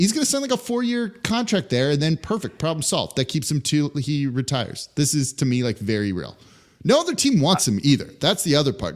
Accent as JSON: {"language": "English", "town": "Los Angeles", "region": "California", "country": "United States", "tie": "born or raised there", "moved": "as an adult", "lives_now": "New Orleans, United States", "said": "I'm from Los Angeles. I grew up there, right? Lived there for 18 years before moving to New Orleans."}